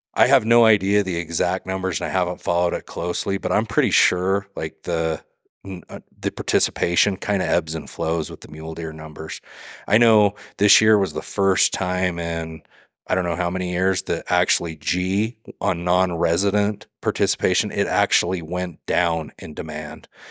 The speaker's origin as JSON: {"language": "English", "region": "Utah", "country": "United States", "tie": "born or raised there", "moved": "yes", "lives_now": "Southeast Idaho, United States", "said": "I grew up in Utah, I live in Idaho now"}